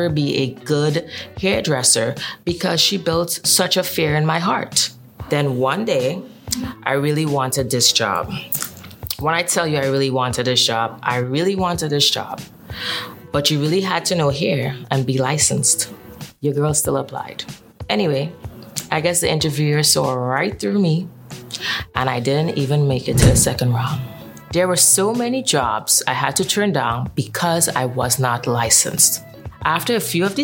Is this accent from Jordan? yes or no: no; Trinidad & Tobago; born or raised there; moved away as an adult; now in New York, United States